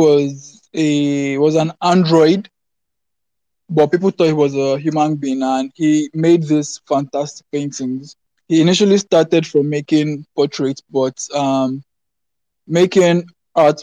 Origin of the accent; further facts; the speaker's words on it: Lagos, Nigeria; I'm from Lagos, Nigeria